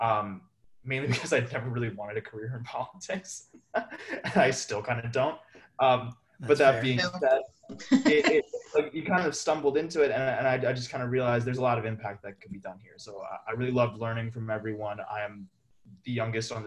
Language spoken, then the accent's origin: English; Howard County, Maryland, United States; I grew up in Howard County.